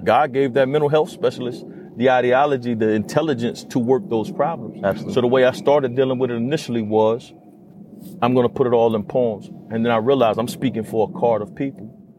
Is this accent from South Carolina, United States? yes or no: yes; Conway, South Carolina, United States; I come from Conway, South Carolina. In Conway, South Carolina, we're in a space where our road was pretty much divided in the city. I came up where it's still Confederate Memorial Day in our city